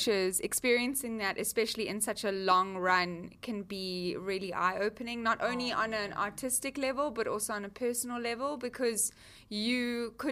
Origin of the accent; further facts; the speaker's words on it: Sydney, New South Wales, Australia; Claire and I are from Sydney